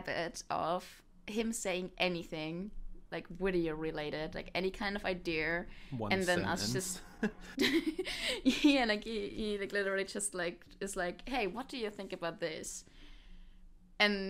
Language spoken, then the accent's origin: English; Germany; English is a second language; I'm from Germany, so English is not my native language.